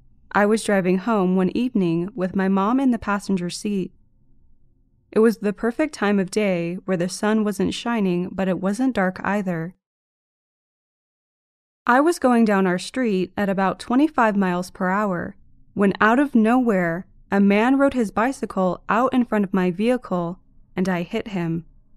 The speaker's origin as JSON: {"language": "English", "country": "India", "said": "At this point, I would like to clarify, I'm from India, and back then I still hadn't traveled to Europe"}